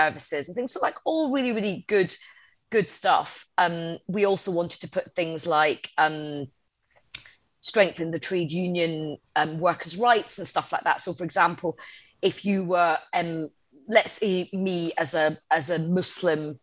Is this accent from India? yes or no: no; Coatbridge, Scotland, United Kingdom; I was brought up in Coatbridge in the outskirts of Glasgow.